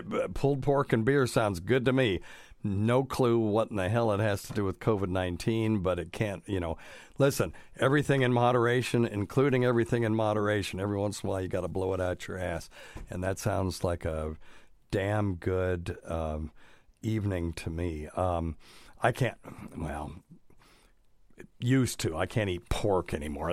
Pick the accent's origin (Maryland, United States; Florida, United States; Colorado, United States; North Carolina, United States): North Carolina, United States; moved away as an adult; now in Tennessee, United States; I'm from North Kakalaki